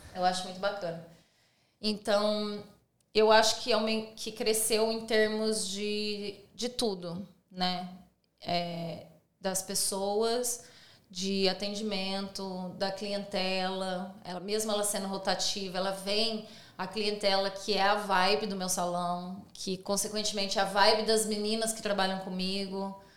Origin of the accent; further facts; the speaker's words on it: Brazil; now in Sydney, Australia; a gente é brasileiro